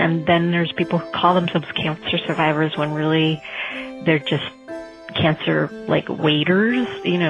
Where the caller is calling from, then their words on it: Los Angeles, California, United States; I'm calling from Los Angeles.